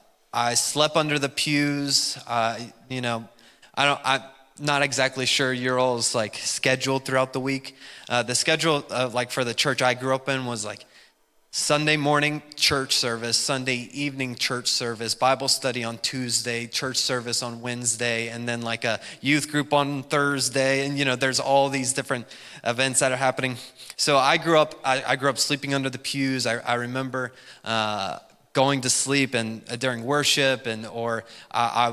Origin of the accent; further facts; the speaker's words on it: West Virginia, United States; I, you know, grew up in good old West by God, Virginia